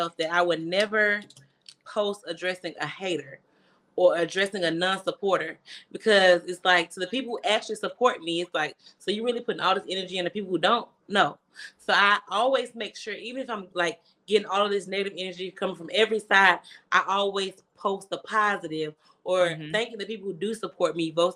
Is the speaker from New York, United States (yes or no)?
no; Memphis, Tennessee, United States; also born or lived in Mississippi; I'm originally from Mississippi by way of Memphis